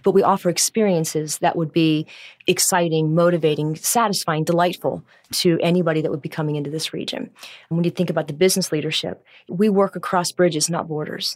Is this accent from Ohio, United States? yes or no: yes; Cincinnati, Ohio, United States; also born or lived in Cleveland; I'm from Cincinnati originally